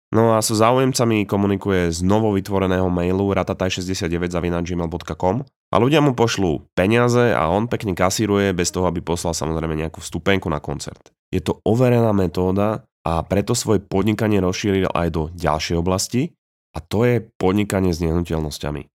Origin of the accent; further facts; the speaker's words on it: Slovakia; moved away as an adult; also born or lived in Canada; vítaj späť doma